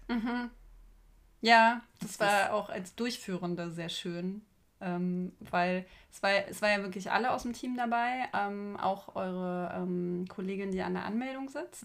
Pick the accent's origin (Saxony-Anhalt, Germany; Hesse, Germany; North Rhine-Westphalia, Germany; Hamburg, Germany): Saxony-Anhalt, Germany; Magdeburg; Julia und ich trafen uns in meiner Heimatstadt Magdeburg